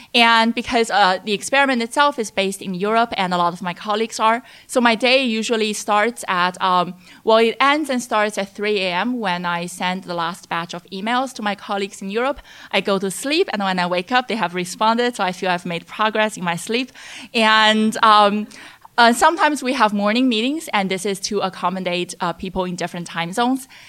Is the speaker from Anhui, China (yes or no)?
yes; Hefei, Anhui, China; moved away as an adult; also born or lived in Chicago, United States; I was born in Anhui, Hefei, and which was also Yang Zhenning's hometown. And I say that Yang and I went to the same high school